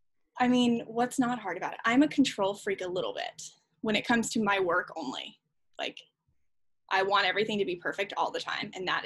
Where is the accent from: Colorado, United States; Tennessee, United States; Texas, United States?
Tennessee, United States; Franklin; moved here to Franklin, Tennessee when I was about 12. My dad started working for labels here. So I grew up in Franklin, which, you know, it's rare to meet people who've been here for 20 plus years.